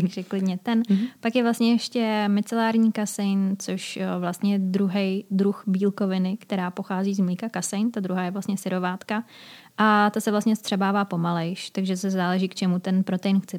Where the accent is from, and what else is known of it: Czechia